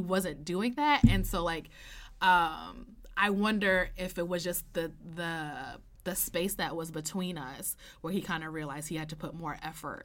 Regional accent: New York, United States; I'm from New York. I grew up in New York. I went to school in downtown Manhattan

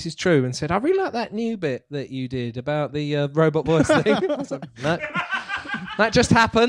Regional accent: Basildon, East of England, United Kingdom; I was born in Basildon.

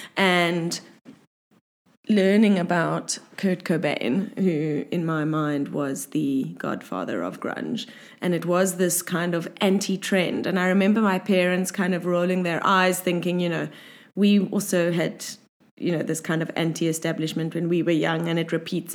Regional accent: Cape Town, Western Cape, South Africa; growing up in South Africa and Cape Town specifically

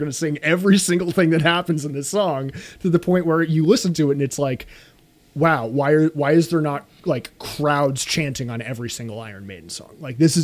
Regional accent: United States; as Americans

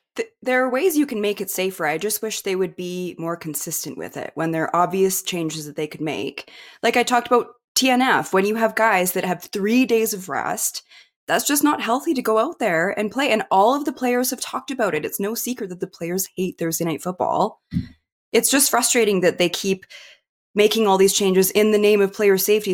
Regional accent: Kimberley, British Columbia, Canada; in Kimberley, my small town

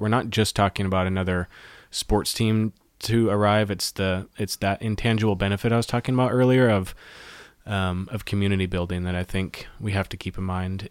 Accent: Auburn, Washington, United States; I grew up in the Seattle area. I grew up in Auburn, Washington, just south of Seattle

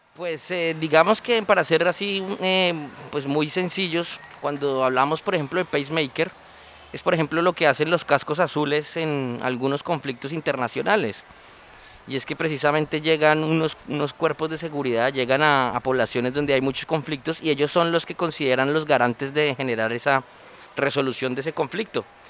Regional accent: Colombia

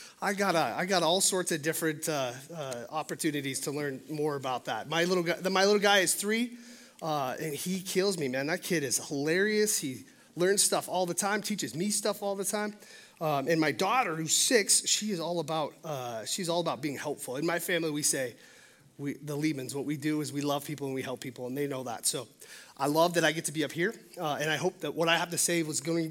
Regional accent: Billings, Montana, United States; also born or lived in Los Angeles; I'm born and raised in Billings, Montana. This is my home.

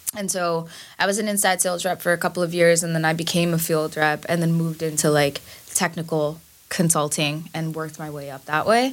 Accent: New York City, New York, United States; also born or lived in Bangladesh; I am a Bangladeshi immigrant from Queens

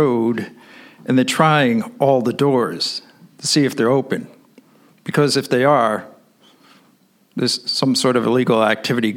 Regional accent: New York, United States; I'm an American. So I say, "Nueva York."

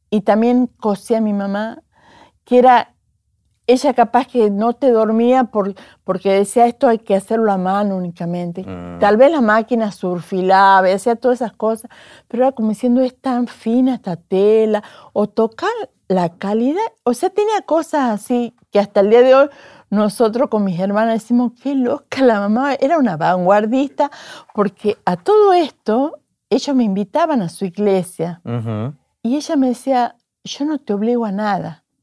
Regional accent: Tucumán, Argentina; Nací en Tucumán

